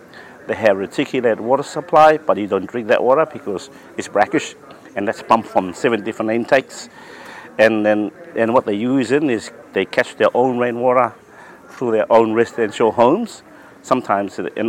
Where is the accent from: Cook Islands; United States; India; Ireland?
Cook Islands; I'm from the Cook Islands